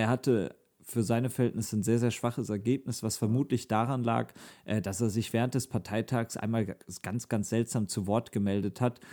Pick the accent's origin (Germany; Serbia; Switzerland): Germany; North Rhine-Westphalia; uns drei NRW-Menschen